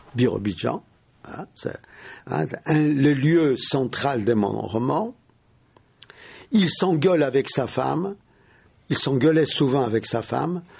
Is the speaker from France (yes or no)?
no; Russia; moved away; j'ai grandi en Russie